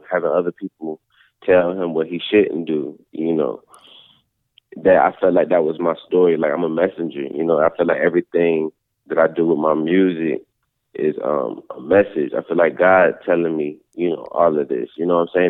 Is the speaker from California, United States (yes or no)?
no; Georgia, United States; also born or lived in Philadelphia, Pennsylvania / Atlanta, Georgia; I was born in South Philly. I moved to Georgia when I was 2